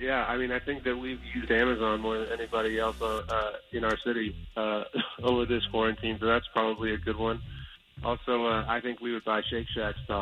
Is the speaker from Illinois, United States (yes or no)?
yes; Chicago, Illinois, United States; moved away; I'm from Chicago